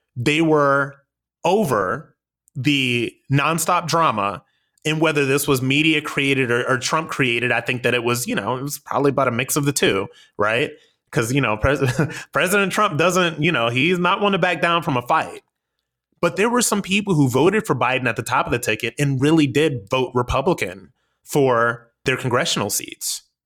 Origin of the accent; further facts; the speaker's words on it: United States; we, as the American people